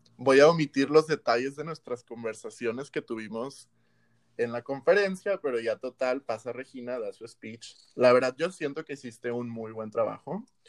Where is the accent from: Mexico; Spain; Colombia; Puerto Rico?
Mexico; Monterrey, Nuevo León; nosotros los regios